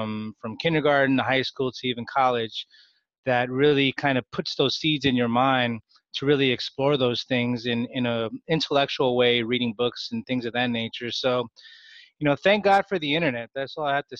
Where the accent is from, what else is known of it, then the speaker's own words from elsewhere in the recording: Bay Area, California, United States; I was born and raised in the Bay Area.